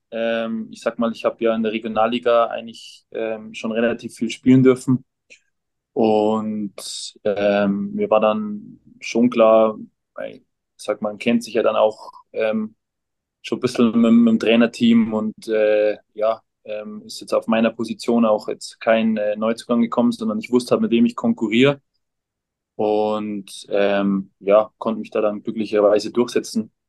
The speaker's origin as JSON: {"language": "German", "town": "Kienberg", "region": "Bavaria", "country": "Germany", "tie": "born there", "said": "Ja, genau. Ähm, Kienberg ist so, so 15 Minuten vom Chiemsee weg."}